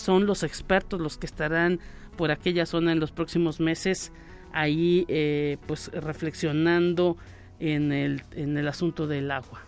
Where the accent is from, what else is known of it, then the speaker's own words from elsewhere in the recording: Mexico; como buenos ciudadanos y mexicanos